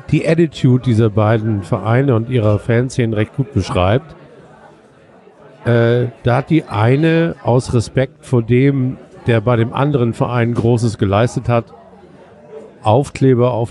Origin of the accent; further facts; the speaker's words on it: Hamburg, Germany; Ich bin ja ein paar, paar Kilometer weiter aufgewachsen in Othmarschen.